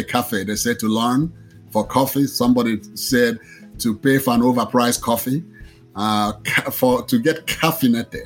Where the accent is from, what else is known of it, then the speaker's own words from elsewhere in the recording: Nigeria; moved away as an adult; now in Austin, United States; I was originally born in Nigeria